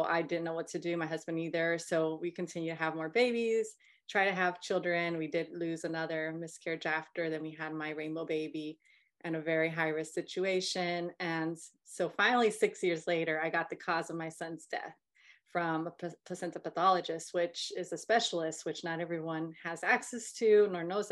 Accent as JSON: {"language": "English", "region": "North Carolina", "country": "United States", "said": "We're both from North Carolina"}